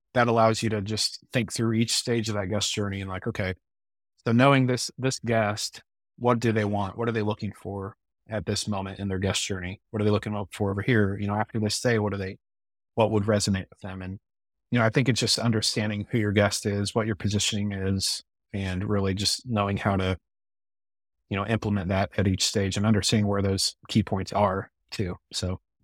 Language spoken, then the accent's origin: English; Midwest, United States; I'm a Midwesterner born and raised and, you know, live in the Ozarks